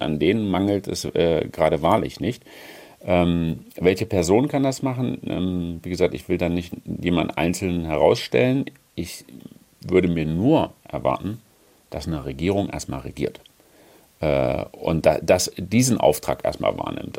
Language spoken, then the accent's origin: German; Germany; moved away as an adult; now in Brussels, Belgium; als Deutscher